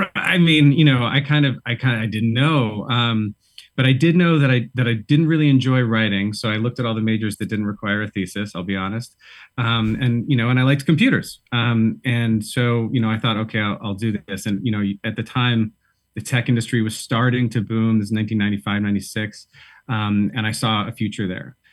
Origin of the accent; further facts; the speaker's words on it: Boston, Massachusetts, United States; moved away as an adult; also born or lived in San Francisco / Brooklyn / upstate New York; now in New York, United States; I'm from Boston originally